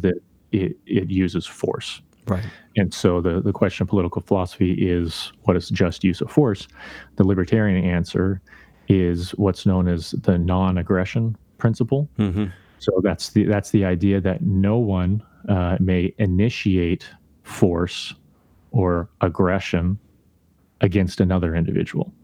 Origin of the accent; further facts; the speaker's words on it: Idaho, United States; I grew up in Idaho